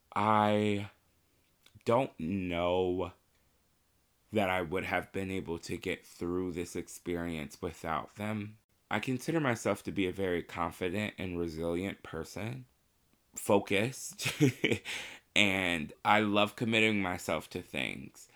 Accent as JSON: {"language": "English", "town": "Marion", "region": "Indiana", "country": "United States", "tie": "born or raised there", "said": "I grew up in Marion, Indiana."}